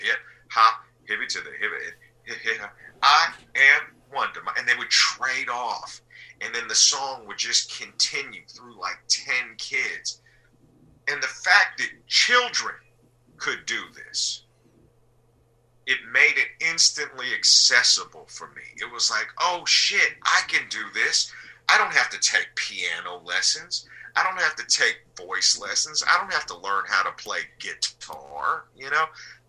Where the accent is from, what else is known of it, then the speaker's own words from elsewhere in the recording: Salt Lake City, Utah, United States; I was coming from Salt Lake City. You know, I was like a 4-year-old or a 5-year-old coming from Salt Lake City, you know.